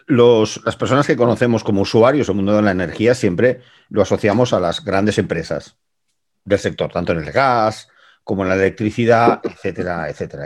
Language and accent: Spanish; Gràcia, Catalonia, Spain; Para los que somos de Gracia